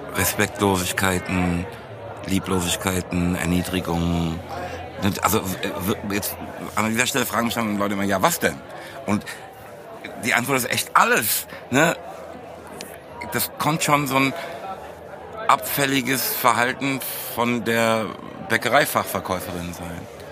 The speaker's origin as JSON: {"language": "German", "town": "Frankfurt am Main", "region": "Hesse", "country": "Germany", "said": "als Frankfurter zum einen, aber auch sozusagen mit Rap aufgewachsen"}